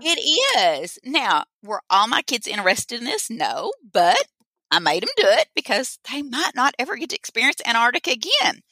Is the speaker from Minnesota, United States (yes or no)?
no; Boonville, Arkansas, United States; I'm from Arkansas. If I forgot to say that, I'm from Boonville, Arkansas.